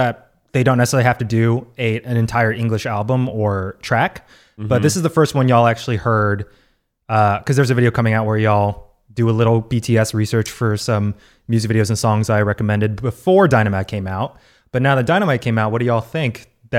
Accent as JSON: {"language": "English", "country": "United States", "tie": "born or raised there", "said": "I'm American born. I'm super, super good at English."}